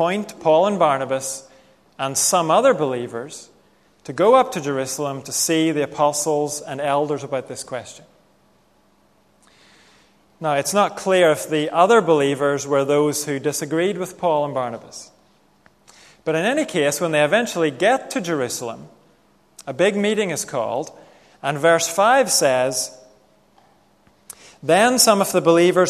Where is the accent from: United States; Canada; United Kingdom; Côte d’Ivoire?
United Kingdom; Northern Ireland; growing up in Northern Ireland